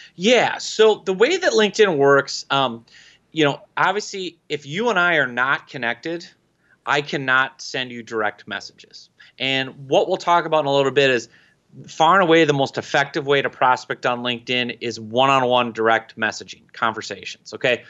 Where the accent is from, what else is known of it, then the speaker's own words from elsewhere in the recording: Minnesota, United States; I'm from Minnesota. We have to accent our O's